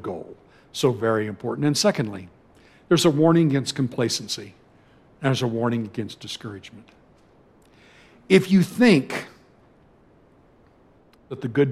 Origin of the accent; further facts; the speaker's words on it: California, United States; moved away as an adult; as a Californian